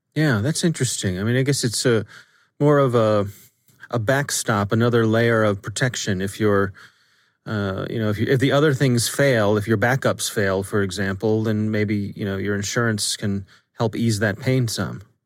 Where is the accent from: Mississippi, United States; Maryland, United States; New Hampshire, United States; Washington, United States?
Maryland, United States; Ellicott City; my hometown in, in Ellicott City